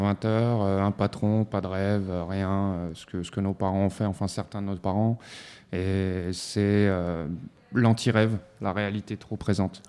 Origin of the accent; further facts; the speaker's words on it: Montreuil, Île-de-France, France; moi à la base je viens de la ville de Montreuil, dans le 93, 93 100 Montreuil et du quartier Ruffin.